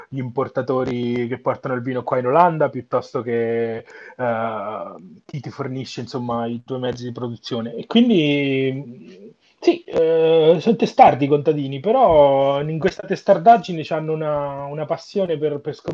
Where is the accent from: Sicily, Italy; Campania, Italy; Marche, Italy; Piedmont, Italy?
Marche, Italy; Montefalcone Appennino; born or raised there